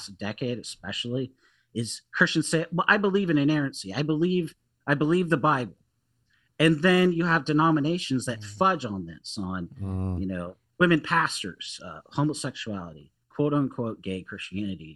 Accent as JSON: {"language": "English", "town": "Seattle", "region": "Washington", "country": "United States", "tie": "born or raised there", "said": "growing up in Seattle when I was at a community college and really in high school and living there"}